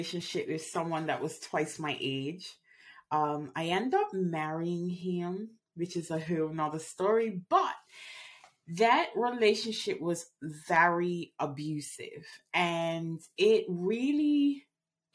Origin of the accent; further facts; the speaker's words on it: Bermuda; moved away as an adult; I grew up in Bermuda